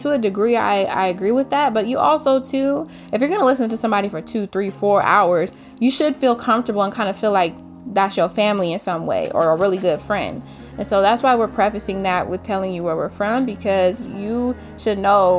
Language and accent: English; Inglewood, California, United States; also born or lived in Orange County, California; I was born and raised in Los Angeles, particularly Inglewood.